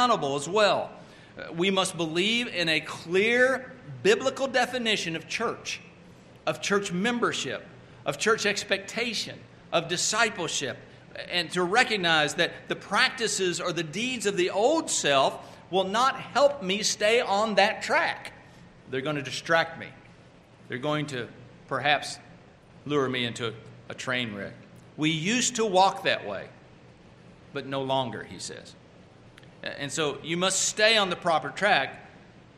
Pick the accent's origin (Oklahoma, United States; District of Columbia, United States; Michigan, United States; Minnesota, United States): Oklahoma, United States; also born or lived in Texas; now in North Carolina, United States; I'm originally from Oklahoma and now living in North Carolina